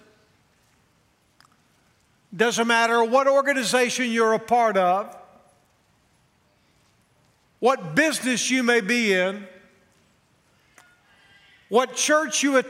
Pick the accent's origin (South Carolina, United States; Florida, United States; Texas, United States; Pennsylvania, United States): Texas, United States; now in Nashville, United States; We're both from Texas